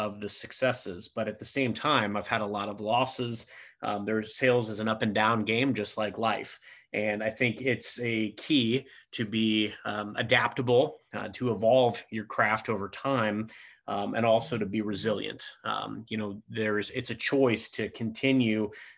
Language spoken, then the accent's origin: English; Cape Girardeau, Missouri, United States; moved away as an adult; now in St. Louis, United States; I grew up in Cape Girardeau, Missouri